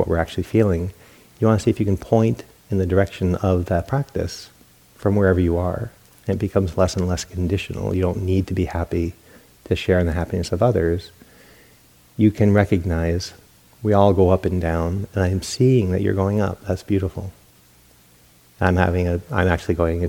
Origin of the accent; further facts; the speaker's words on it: New England, United States; now in California, United States; Growing up in New England, because of those bitter winters and that Yankee mentality, good news was shared